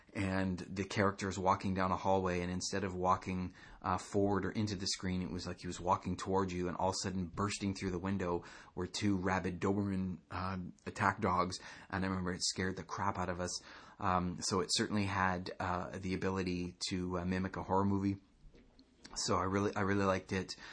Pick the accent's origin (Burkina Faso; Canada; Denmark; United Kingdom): Canada; I'm Canadian.